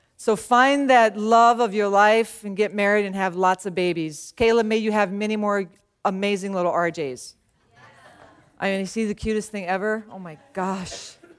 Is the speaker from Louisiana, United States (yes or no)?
yes; Louisiana, United States; moved away; also born or lived in San Antonio, Texas; So I grew up in Louisiana